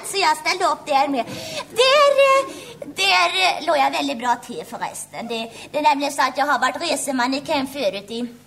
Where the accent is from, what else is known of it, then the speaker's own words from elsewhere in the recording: Västra Götaland, Sweden; born there; Det är nämligen så att jag hade en väldigt svår dialekt att arbeta bort. Ja, det är nämligen så att jag är född i Västergötland